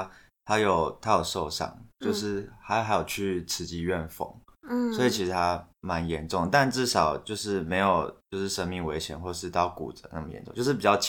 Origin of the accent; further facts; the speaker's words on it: Taitung, Taitung County, Taiwan; moved away; 我跟 Lewis 就是我们是台东人，然后在清明节那天，其实我们也是要回去台东的。